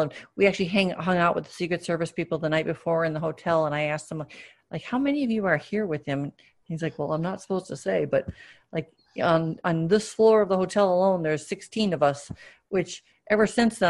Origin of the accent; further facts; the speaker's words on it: Wisconsin, United States; one former, one current senator of Wisconsin, which is basically my home state.